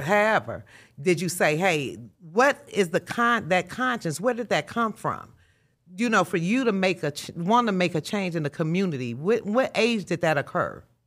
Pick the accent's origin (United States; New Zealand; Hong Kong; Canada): United States; Chicago, Illinois; moved away; me being raised in Chicago, this is my hometown, although I don't live here now